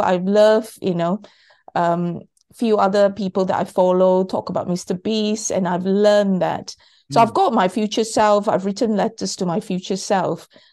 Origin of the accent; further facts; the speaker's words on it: Malaysia; I was born in Malaysia.